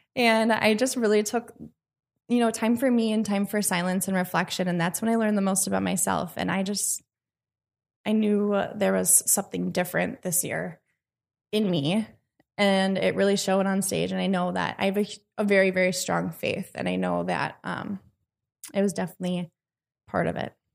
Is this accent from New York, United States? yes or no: no; Washington County, Wisconsin, United States; I've already got involved in my hometown, which is in Washington County